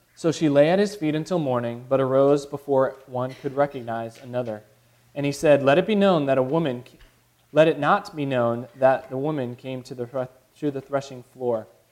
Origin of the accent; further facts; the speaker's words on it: Chicago, Illinois, United States; now in the US South; I grew up in Chicago